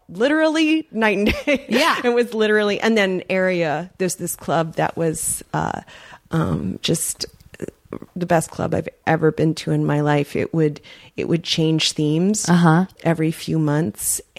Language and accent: English; New York, United States; I mean, I grew up in New York in the '80s